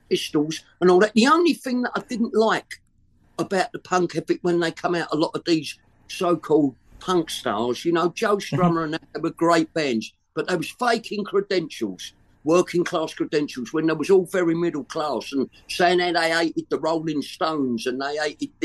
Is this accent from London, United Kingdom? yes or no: yes; London, United Kingdom; London, I'm born and bred in London